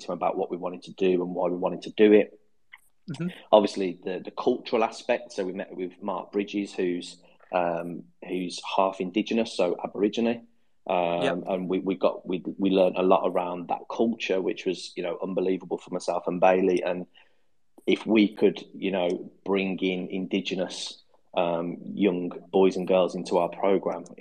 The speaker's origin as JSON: {"language": "English", "town": "Birmingham", "region": "West Midlands", "country": "United Kingdom", "accent": "Brummie", "said": "my Brummie accent"}